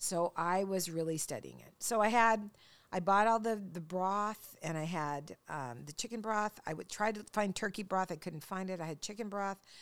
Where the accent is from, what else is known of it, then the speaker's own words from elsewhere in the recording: Longview, Washington, United States; growing up in Longview, Washington